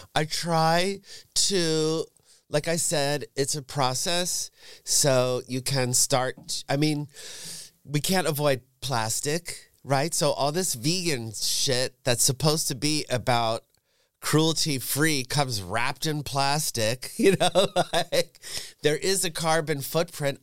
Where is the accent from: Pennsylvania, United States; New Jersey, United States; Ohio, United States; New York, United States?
New York, United States; suburbs of; moved away as an adult; also born or lived in San Francisco; now in Berlin, Germany; I grew up in the suburbs of New York, forty minutes north of Manhattan